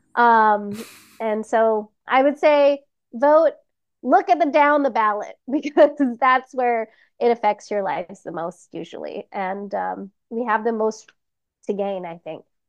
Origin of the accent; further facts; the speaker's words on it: Los Angeles, California, United States; I grew up humbly in Highland Park with my crazy, loud Filipino family.